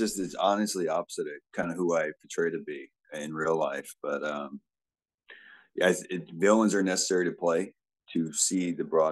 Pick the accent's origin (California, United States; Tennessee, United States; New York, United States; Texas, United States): California, United States; Southern; also born or lived in Cleveland, Ohio; I was born in Cleveland, but I grew up in Southern California